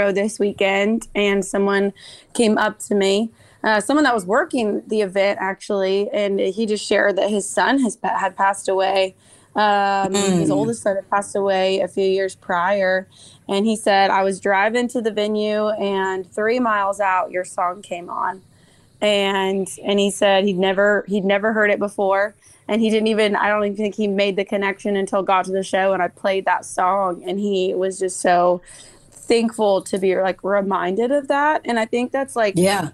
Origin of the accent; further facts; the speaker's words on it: the Northwest, Pacific Northwest, United States; now in Nashville, United States; growing up in the Northwest, we did not have fireflies. And so when we moved to Nashville